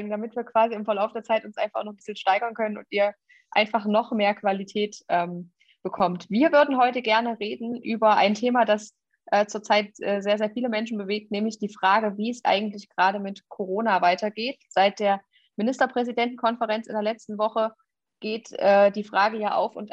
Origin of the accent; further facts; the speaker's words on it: Jena, Thuringia, Germany; now in Erfurt, Germany; Ich bin äh, in Jena geboren und aufgewachsen und wohne in Erfurt und habe meinen Wahlkreis inzwischen in Suhl.